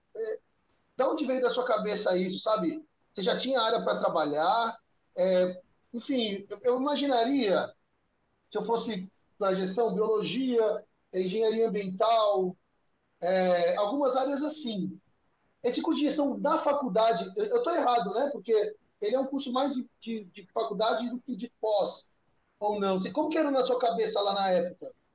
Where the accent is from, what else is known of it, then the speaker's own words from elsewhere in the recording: São Paulo, Brazil; also born or lived in Mooca, São Paulo; Eu era da, eu era da, da Patriarca, fui da Moca, fui da Patriarca